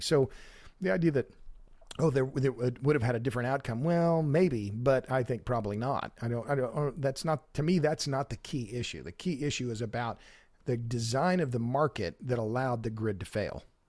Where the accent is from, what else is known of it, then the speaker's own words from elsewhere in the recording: Oklahoma, United States; now in Texas, United States; I'm born and raised in Oklahoma. I've lived in Texas a long time